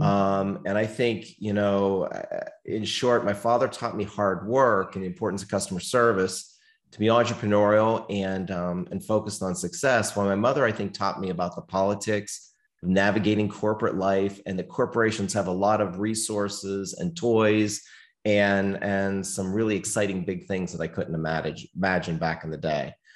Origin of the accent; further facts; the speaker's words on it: small town near Pittsburgh, Pennsylvania, United States; I was born in the Northeast, the United States, um, little cold town near Pittsburgh, Pennsylvania.